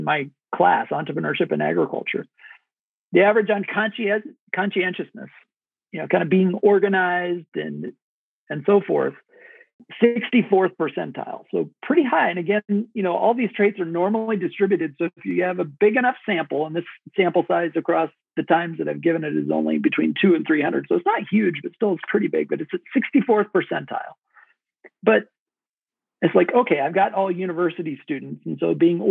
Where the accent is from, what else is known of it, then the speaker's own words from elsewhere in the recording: Kenesaw, Nebraska, United States; I grew up in Kennesaw, Nebraska, population 850